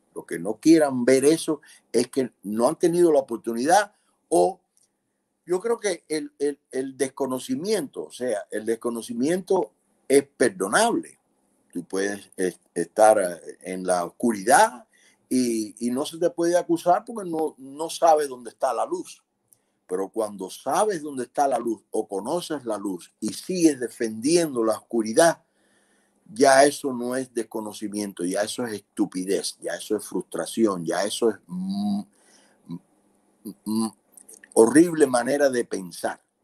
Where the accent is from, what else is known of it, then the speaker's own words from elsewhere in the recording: Cuba; moved away as an adult; Nosotros como cubanos